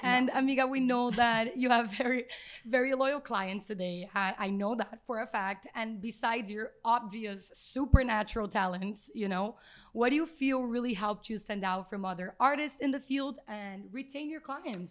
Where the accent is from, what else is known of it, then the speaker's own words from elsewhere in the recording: Brazil; moved away; We're both from Brazil.